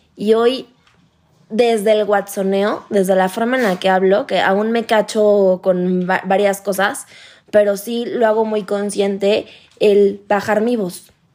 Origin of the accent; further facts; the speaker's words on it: Playa del Carmen, Quintana Roo, Mexico; now in Mexico City, Mexico; yo soy de Playa del Carmen, entonces yo hoy vivo en Ciudad de México